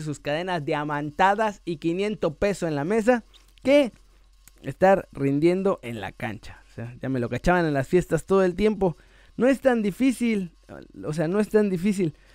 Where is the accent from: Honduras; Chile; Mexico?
Mexico; moved away as an adult; now in Spain; Yo soy mexicano hasta el hueso.